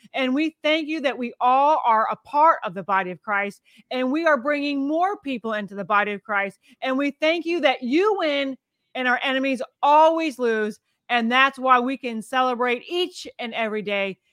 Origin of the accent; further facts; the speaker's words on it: United States; I'm such an American, I have an American spirit and an American patriot, and I love my nation